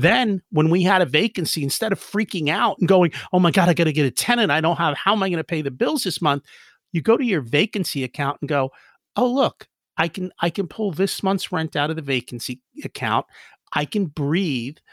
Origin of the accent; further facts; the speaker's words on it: United States; We grew up in America, and our parents were like, "Hey, you're, you're, you're in America, learn English."